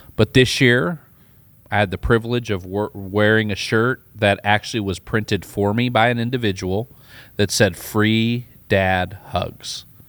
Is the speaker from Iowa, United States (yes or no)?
yes; Iowa, United States; also born or lived in Tulsa, Oklahoma; now in Austin, United States; I grew up in Iowa. I lived in Tulsa